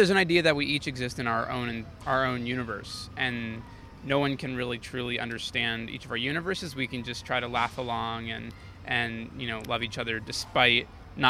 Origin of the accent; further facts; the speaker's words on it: South Florida, United States; now in New York, United States; I grew up in South Florida.